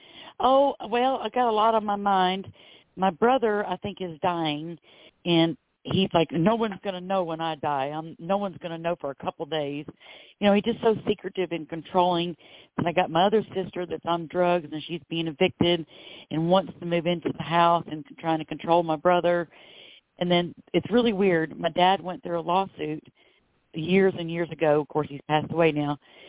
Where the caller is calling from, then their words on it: Florida, United States; I'm calling from Florida.